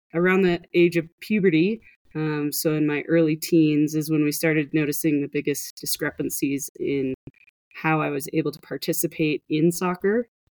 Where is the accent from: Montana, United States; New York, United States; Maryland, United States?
Montana, United States; I grew up in Montana, which is not the swimming metropolis of the world